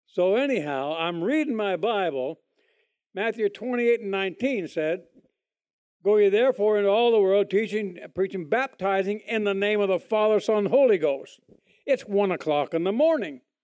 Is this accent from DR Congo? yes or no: no; Toronto, Ontario, Canada; moved away; I was born in Canada, Toronto, Canada, a long, long, long, long time ago